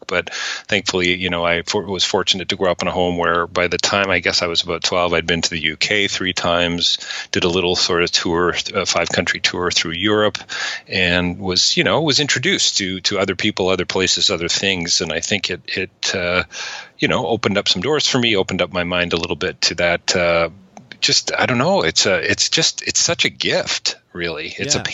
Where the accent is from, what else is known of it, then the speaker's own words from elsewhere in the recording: Toronto, Ontario, Canada; also born or lived in Oakville / Guelph; I grew up in Toronto, lived just outside in a town called North Oakville.